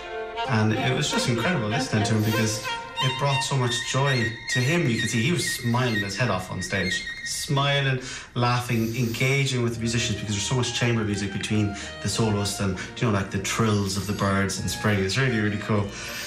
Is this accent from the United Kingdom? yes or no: no; Kilkenny, Leinster, Ireland; I'm from Kilkenny